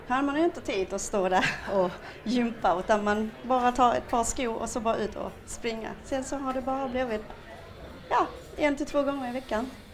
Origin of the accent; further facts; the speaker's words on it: Kristianstad, Skåne, Sweden; Jag kommer från Skåne